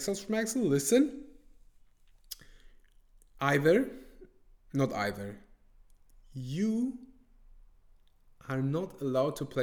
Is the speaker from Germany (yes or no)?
yes; Germany; English is a second language; I was born and raised in Germany